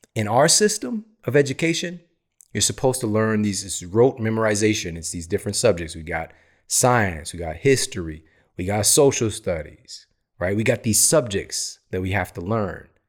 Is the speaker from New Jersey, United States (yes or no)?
no; Missouri, United States; I'm from Missouri